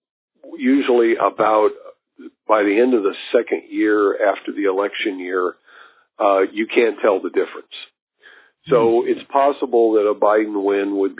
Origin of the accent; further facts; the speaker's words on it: Kansas City, Missouri, United States; I grew up in Kansas City, and it's a bit of a railroad hub